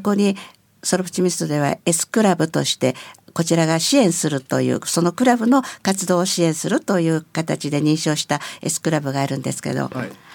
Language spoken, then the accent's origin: Japanese; Narimasu, Itabashi, Tokyo, Japan; also born or lived in Yokohama; now in Nishitokyo, Japan; 3歳の時にも成増に来ておりますから、うん、あのちょっとその辺の横浜で生まれたという聞いただけで私自身の中にはあの横浜の記憶はございませんずっとそれからは成増ですので